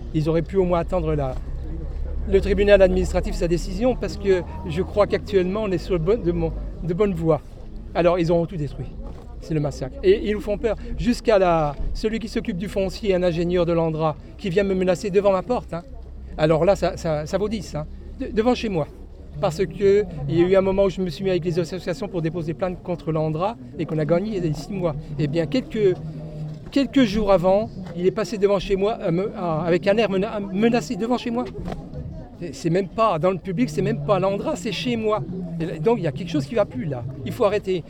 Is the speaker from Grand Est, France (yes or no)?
yes; Mandres-en-Barrois, Grand Est, France; Je suis habitant de Mandre-Barrois